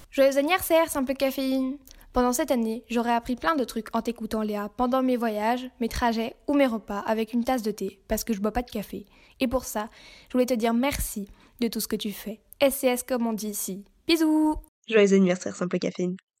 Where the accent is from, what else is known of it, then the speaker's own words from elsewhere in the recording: Belgium; also born or lived in Liège; je suis belge